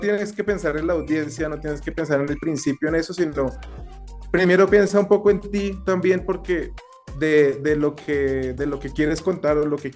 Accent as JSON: {"language": "Spanish", "country": "Colombia", "said": "no solo somos, no solo somos los colombianos"}